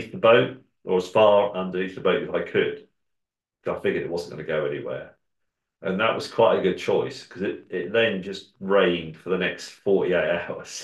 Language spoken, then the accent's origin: English; England, United Kingdom; I'm English